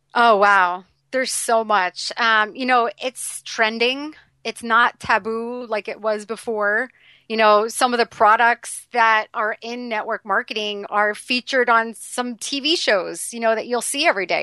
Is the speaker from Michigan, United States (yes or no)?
no; New York City, New York, United States; being a New Yorker